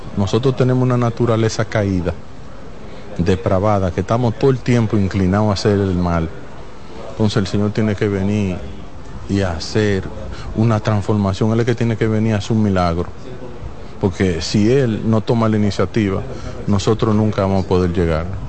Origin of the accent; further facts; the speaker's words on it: Dominican Republic; yo mismo siendo dominicano